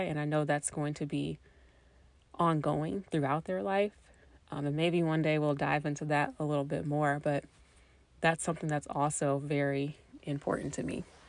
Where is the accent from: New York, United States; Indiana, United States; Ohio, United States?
Indiana, United States; Indianapolis; I was born and raised in Indianapolis, Indiana, and I've lived in Indiana my entire life